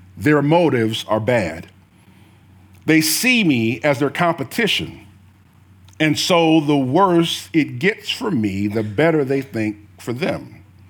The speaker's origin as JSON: {"language": "English", "region": "the South", "country": "United States", "tie": "born or raised there", "said": "I was born in the South"}